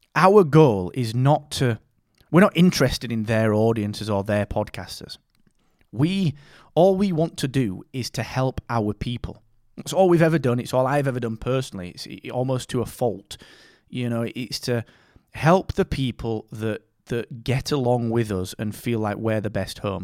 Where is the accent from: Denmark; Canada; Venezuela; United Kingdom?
United Kingdom; Barnsley, Yorkshire and the Humber; I'm from Barnsley, man. I'm fr, I'm from a mining town in the north of England, and I grew up eating bread and dripping